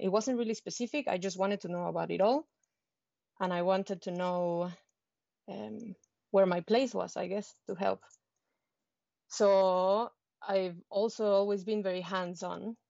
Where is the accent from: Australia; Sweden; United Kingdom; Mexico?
Mexico; moved away as an adult; now in New Zealand; I am from Mexico